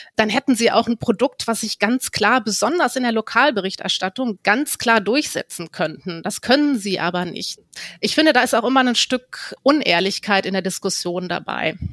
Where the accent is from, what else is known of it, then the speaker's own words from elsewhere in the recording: Hamburg, Germany; als Hamburgerin